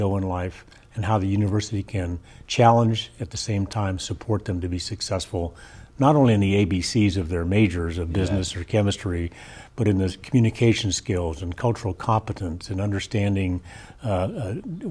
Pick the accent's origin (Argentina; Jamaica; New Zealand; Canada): Argentina; also born or lived in Northern California; now in United States; I'm an immigrant from Argentina, first in my family to go beyond high school